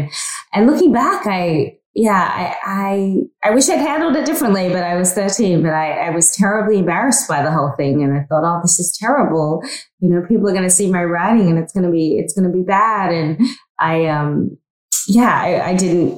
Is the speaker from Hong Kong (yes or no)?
no; North Queensland, Australia; moved away; I grew up in Australia, in North Queensland